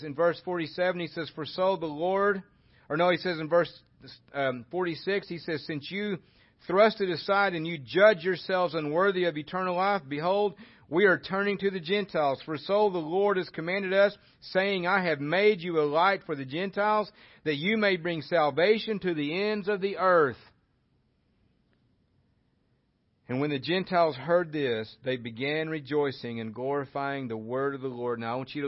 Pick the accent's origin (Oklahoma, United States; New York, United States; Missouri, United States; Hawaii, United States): Oklahoma, United States; I'm from Oklahoma and I speak like this